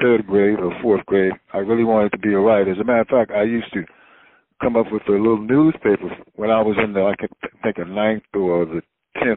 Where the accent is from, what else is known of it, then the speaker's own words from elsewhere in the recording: Wilmington, North Carolina, United States; also born or lived in Chapel Hill, North Carolina; I was born in Wilmington, North Carolina, and it's a seaport city